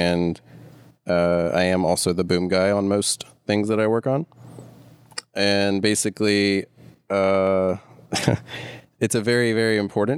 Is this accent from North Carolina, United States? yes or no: yes; Charlotte, North Carolina, United States; I'm from Charlotte, North Carolina, which is where I met Trey and met Ken, sort of. Been here my whole life